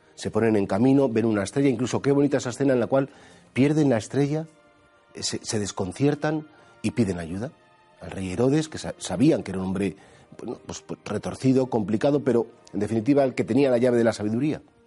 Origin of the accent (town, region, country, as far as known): Spain